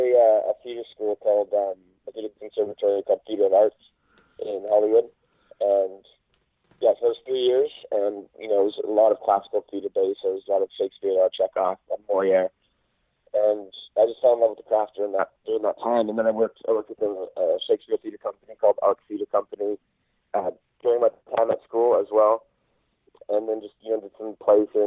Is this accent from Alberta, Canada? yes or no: no; Oliver, British Columbia, Canada; moved away as an adult; also born or lived in Los Angeles; now in Vancouver, Canada; Actually, I'm from a place called Oliver in British Columbia, in Canada. It's like a really tiny town out in the Okanagan Valley.